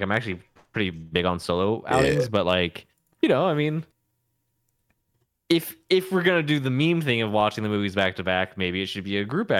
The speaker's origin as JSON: {"language": "English", "region": "California", "country": "United States", "said": "Southern California."}